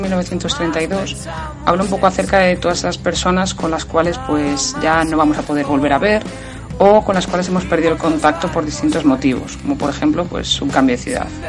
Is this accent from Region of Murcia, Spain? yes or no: no; Burgos, Castile and León, Spain; es de, de Burgos y es la ciudad donde yo nací